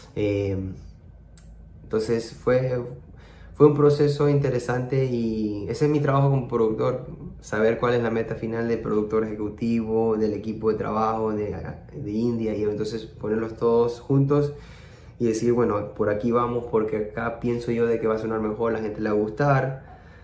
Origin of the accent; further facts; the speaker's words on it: Peru; yo como peruano